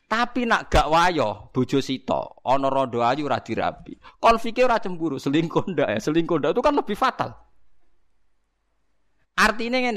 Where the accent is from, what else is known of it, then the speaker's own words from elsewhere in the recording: Java, Indonesia; Lo meskipun kita sendiri sebagai orang Jawa tidak punya nyali farik misalnya.